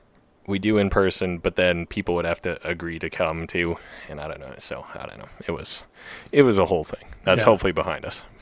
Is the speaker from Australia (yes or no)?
no; Canada; I'm very Canadian.